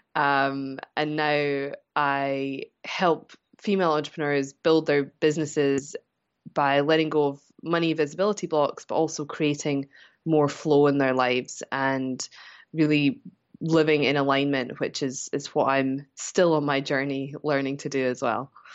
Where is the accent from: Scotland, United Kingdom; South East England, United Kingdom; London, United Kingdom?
Scotland, United Kingdom; moved away as an adult; I'm originally from Scotland. Um, I've been away from there about thirteen years now.